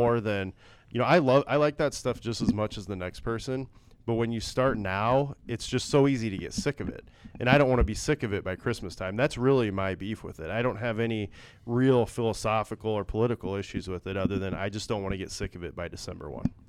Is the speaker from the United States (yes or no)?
yes; Northwest Iowa, United States; I grew up in Northwest Iowa